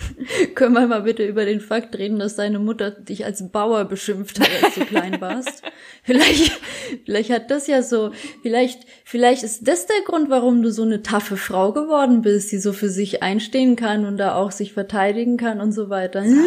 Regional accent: Bad Kissingen, Bavaria, Germany; in Bad Kissingen, wo ich herkomme, in der Stadt

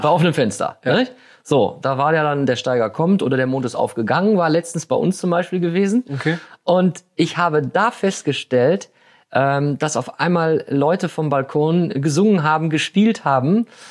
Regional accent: Germany; als Deutsche

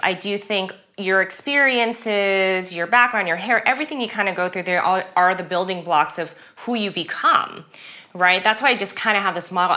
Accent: Los Angeles, California, United States; first language German; English is a second language; moved away; also born or lived in Germany; living and growing up in Los Angeles, you just live and grow up in a very kind of diverse community

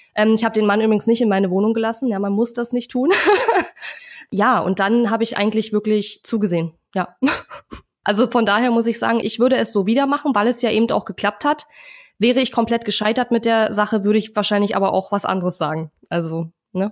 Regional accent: Germany; als Deutscher

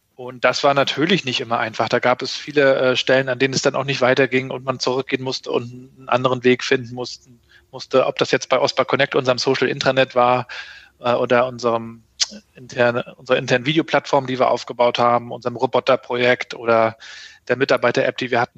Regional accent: Rostock, Mecklenburg-Vorpommern, Germany; ich bin ähm, Rostocker Jung, 80er 68er Jahrgang, ähm, in der DDR noch aufgewachsen

